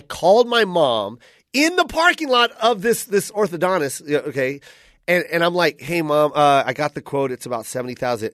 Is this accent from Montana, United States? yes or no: no; Tacoma, Washington, United States; I'm from Tacoma